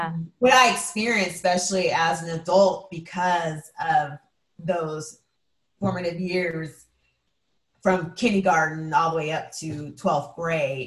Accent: Edmonds, Washington, United States; growing up in Edmonds

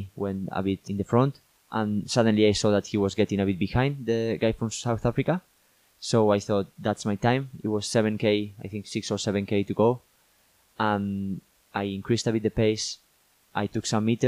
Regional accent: northern Spain, Spain; moved away as an adult; now in United Kingdom; I'm from Spain, but I'm from the north of Spain

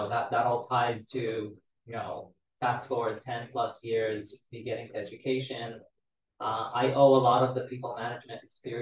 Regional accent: Israel; moved away as an adult; now in Seattle, United States; I was born and raised in Israel to Romanian Jewish immigrants

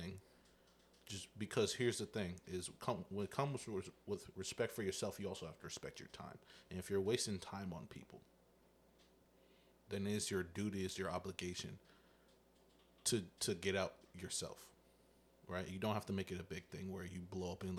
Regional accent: the South, United States; I am from the South

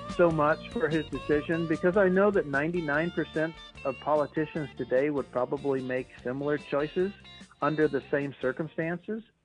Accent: 90 miles north of Carthage, Iowa, United States; I was actually born and raised 90 miles north of this area. So I was born in on the Iowa side of the river.

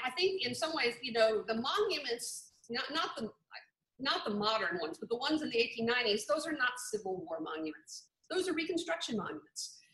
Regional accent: New Orleans, Louisiana, United States; When I grew up in New Orleans

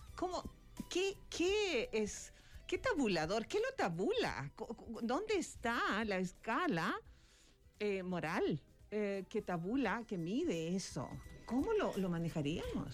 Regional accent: Chile; now in Mexico; mi país natal

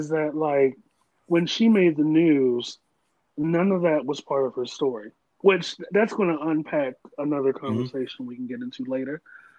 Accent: Maryland, United States; So, I'm from Maryland and I still came back.

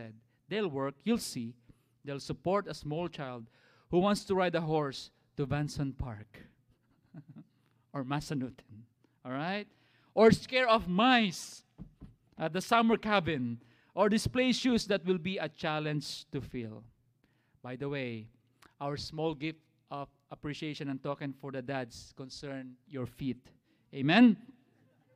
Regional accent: Philippines; now in United States; as Filipino dads

